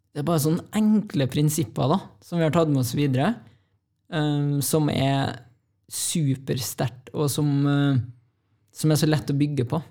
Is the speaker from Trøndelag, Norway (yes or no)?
yes; Trondheim, Trøndelag, Norway; Jeg er jo fra Ranheim. Og kom meg gjennom eh, den oppveksten